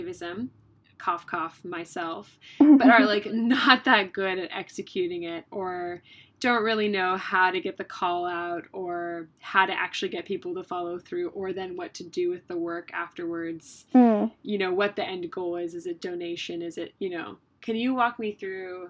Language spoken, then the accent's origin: English; United States; moved away; also born or lived in Australia; proud about being American